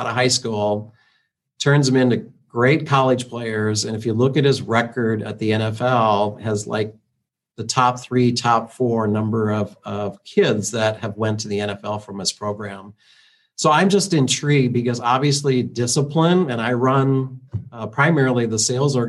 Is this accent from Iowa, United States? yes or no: yes; Iowa, United States; growing up in Iowa, I'm a big Iowa Hawkeye fan